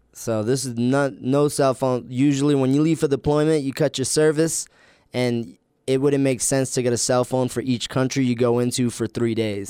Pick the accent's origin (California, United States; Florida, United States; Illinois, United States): Florida, United States; Ocala; moved away as an adult; also born or lived in New York / Virginia Beach / Chicago; now in Logan, United States; I grew up in Ocala, Florida, which is the boonies